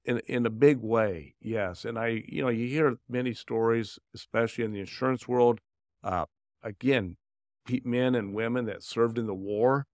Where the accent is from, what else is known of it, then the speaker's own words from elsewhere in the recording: Indianapolis, Indiana, United States; also born or lived in Dayton, Ohio / Cincinnati, Ohio; I was born in Dayton, Ohio, and we moved here when I was young, uh, from Cincinnati and into Indianapolis area